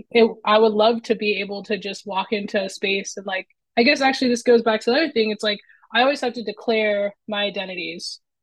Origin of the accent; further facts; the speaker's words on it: Los Angeles, California, United States; now in Portland, United States; I'm from Southern California, so LA in that area